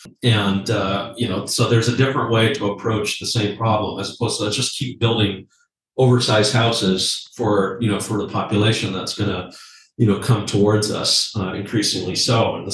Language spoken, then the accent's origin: English; Canada; Like as a Canadian, you know, my message is like, we don't have a housing crisis.